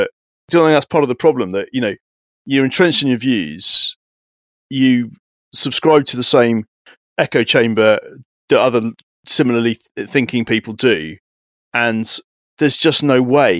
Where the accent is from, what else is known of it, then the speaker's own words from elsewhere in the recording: United Kingdom; What would you say are the greatest threats to us as British people right now?